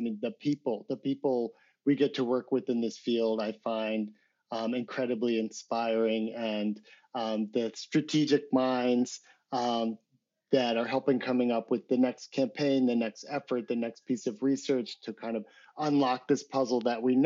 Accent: United States; I'm an American.

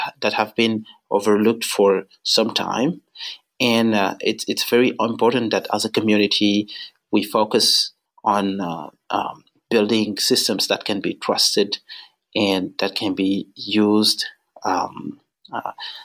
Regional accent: Senegal; moved away; I was born and raised in Senegal in West Africa.

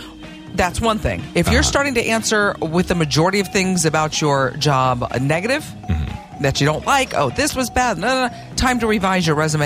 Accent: Oklahoma, United States; Growing up in Oklahoma.

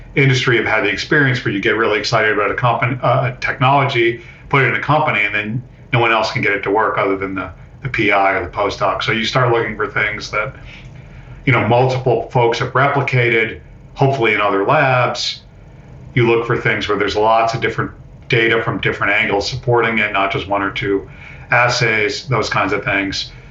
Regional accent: Amherst, Massachusetts, United States; I grew up in Amherst, Mass.

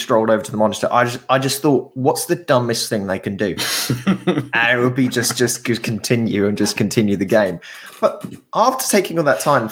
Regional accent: England, United Kingdom; as an Englishman

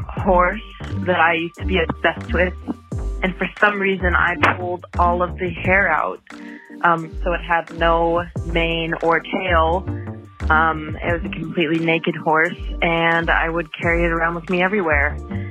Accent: Midwest, United States; now in New York City, United States; I live in New York City, but I'm from the Midwest

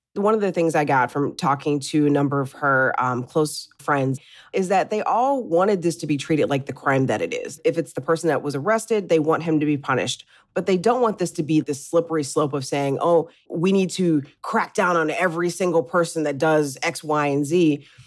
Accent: Midwest, United States; I'm from the Midwest and, you know, I remember growing up and in the eighties and the nineties

